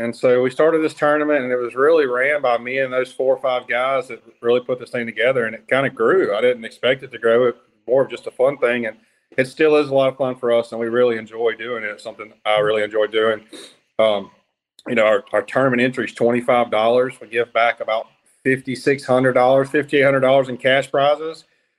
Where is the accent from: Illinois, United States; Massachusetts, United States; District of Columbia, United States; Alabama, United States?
Alabama, United States; It is based out of Alabama. That's my hometown.